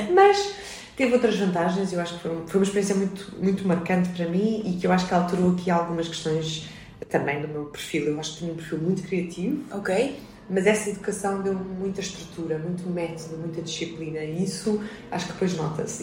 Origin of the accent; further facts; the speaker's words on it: Lisbon, Portugal; nasci em Lisboa em 1980, sempre Vivi, estudei e trabalhei na cidade de Lisboa